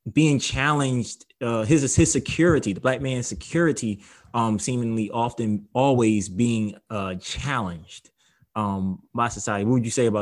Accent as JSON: {"language": "English", "town": "Philadelphia", "region": "Pennsylvania", "country": "United States", "said": "I'm from Philadelphia"}